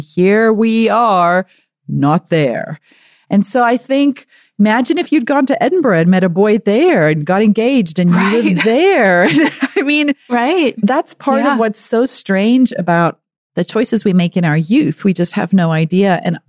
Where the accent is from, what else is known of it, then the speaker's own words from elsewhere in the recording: South Africa; accent: American; now in United States; my accent is very distracting for my South African family. And it's funny because Americans might still think every now and again I say can't, or, you know, I talk about the boot of the car instead of the trunk. But they're such tiny South Africanisms.